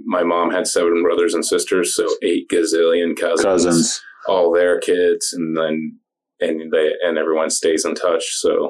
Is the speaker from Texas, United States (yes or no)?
no; Indiana, United States; moved away as an adult; also born or lived in Florida Keys, United States; now in St. Petersburg, United States; I'm from Indiana originally.